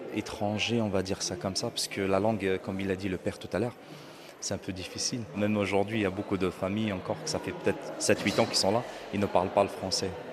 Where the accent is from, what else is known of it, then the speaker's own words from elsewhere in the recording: Baghdad, Baghdad Governorate, Iraq; now in France; je suis né à Bagdad